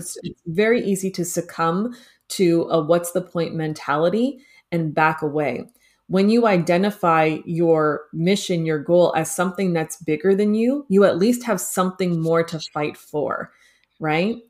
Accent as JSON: {"language": "English", "town": "Toronto", "region": "Ontario", "country": "Canada", "tie": "born or raised there", "moved": "as an adult", "lives_now": "Los Angeles, United States", "said": "I was born and raised in Toronto"}